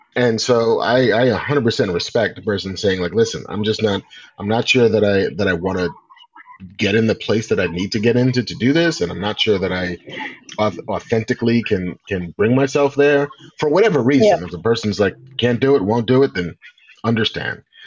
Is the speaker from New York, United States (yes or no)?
yes; New York, United States; I grew up in New York